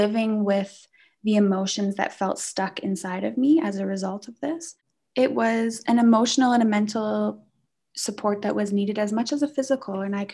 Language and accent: English; Canada; moved away as an adult; now in South Africa; I'm coming from Canada, I'm Canadian. So I moved here in 2012